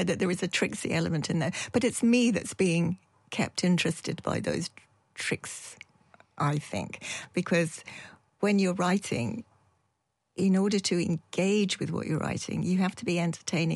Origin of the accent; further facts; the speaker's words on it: Yorkshire and the Humber, United Kingdom; also born or lived in Dundee; now in Edinburgh, United Kingdom; I'm from Yorkshire